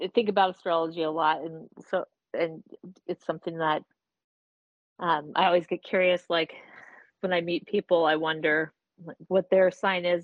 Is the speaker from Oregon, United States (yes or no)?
yes; Portland, Oregon, United States; I grew up in Portland, actually, in Northeast